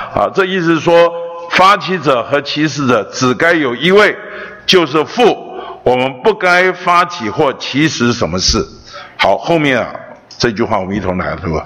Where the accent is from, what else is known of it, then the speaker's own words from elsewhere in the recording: Taiwan; 我出生在北投，长大在北投，老了还在北投